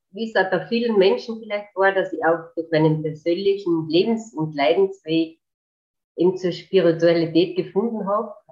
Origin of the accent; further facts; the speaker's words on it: Carinthia, Austria; also ich bin eine Kärntnerin